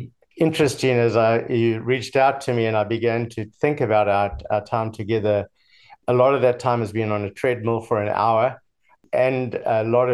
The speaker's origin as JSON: {"language": "English", "town": "Durban", "region": "KwaZulu-Natal", "country": "South Africa", "tie": "born or raised there", "moved": "yes", "lives_now": "United States", "said": "I was born in Durban, South Africa, in the early 60s"}